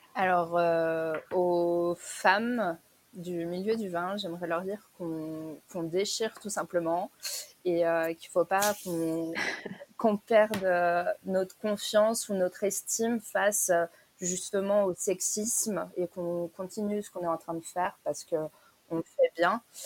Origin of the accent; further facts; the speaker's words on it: France; je suis française